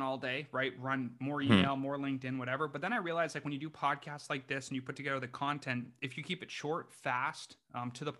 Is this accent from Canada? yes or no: yes; Canada; moved away as an adult; also born or lived in United States; I grew up in Canada, did a four-year degree there, became a chiropractor in the U.S.